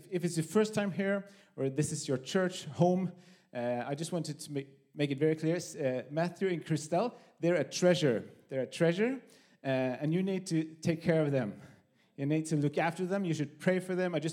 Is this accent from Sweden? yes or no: yes; Höör, Skåne, Sweden; also born or lived in Copenhagen; now in Malmö, Sweden; I'm from Sweden, from Höör, the great city of Höör, in the middle of Skåne.